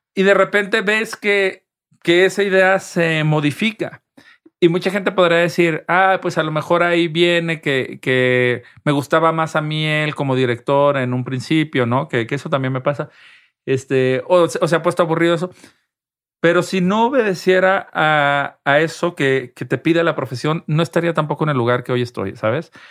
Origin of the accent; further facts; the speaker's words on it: Guadalajara, Jalisco, Mexico; moved away as an adult; also born or lived in Mexico City / Madrid, Spain; now in Spain; yo soy de Guadalajara, yo en la Ciudad de México soy un foráneo